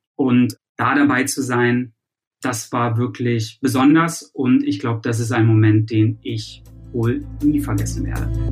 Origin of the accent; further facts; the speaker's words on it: Germany; now in United States; hier als Deutscher in Amerika